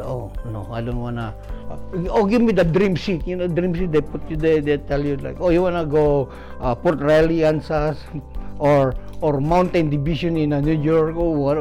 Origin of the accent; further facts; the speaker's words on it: Philippines; moved away; I was born in the Philippines